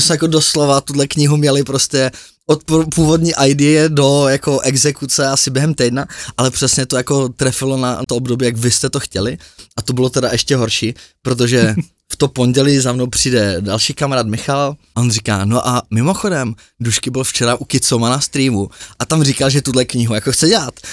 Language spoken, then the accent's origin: Czech; Prague, Czechia; my Pražáci